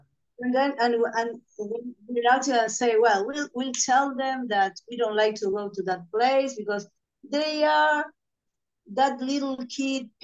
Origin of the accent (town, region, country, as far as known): Concordia, Entre Ríos, Argentina; born or raised there; moved away as an adult; also born or lived in Buenos Aires, Argentina